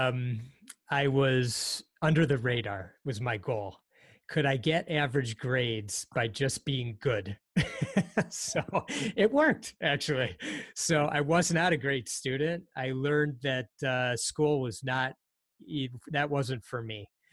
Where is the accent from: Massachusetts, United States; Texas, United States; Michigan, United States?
Michigan, United States; Detroit; also born or lived in Hartford, Connecticut; early on we moved to the Detroit area. So I've really grown up in the Detroit area since I was quite young